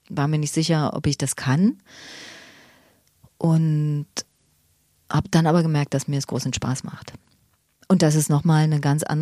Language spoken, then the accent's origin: German; East Germany, Germany; Und ich bin im Osten groß geworden und da gab es ein paar Abenteuer zu bestehen, die meine Kinder nicht haben.